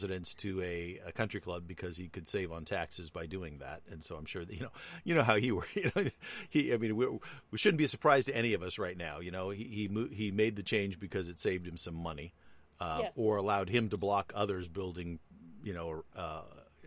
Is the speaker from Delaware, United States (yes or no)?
no; Hawaii, United States; moved away; I was born in Hawaii